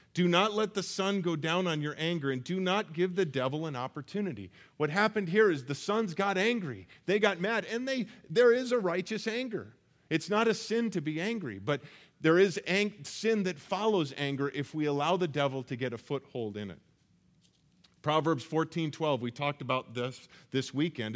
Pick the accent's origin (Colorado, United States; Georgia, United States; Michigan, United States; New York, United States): Colorado, United States; moved away as an adult; also born or lived in Iowa; I'm from Colorado